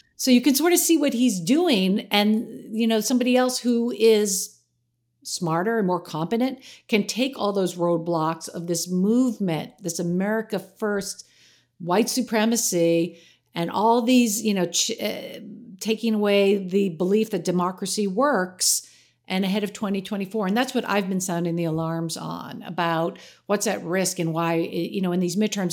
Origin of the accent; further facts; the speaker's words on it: New York, United States; I'm a New Yorker